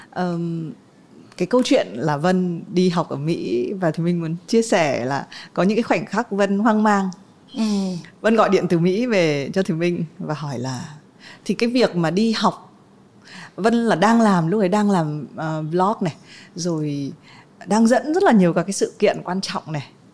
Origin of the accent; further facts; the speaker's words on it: Vietnam; mình là người Việt Nam